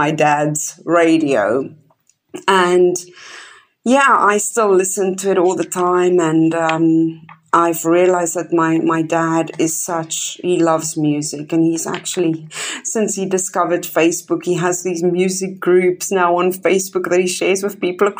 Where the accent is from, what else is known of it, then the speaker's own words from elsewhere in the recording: Kempton Park, Gauteng, South Africa; moved away; I was born in Kempton Park, which is just next to Johannesburg